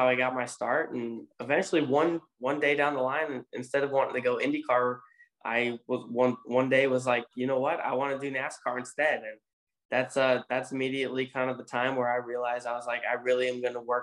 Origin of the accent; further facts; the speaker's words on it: Road America, Wisconsin, United States; my hometown race, or home track at least